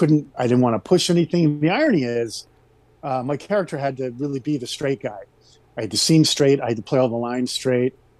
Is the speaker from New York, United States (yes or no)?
no; Rhode Island, United States; moved away as an adult; also born or lived in Los Angeles; I grew up in Rhode Island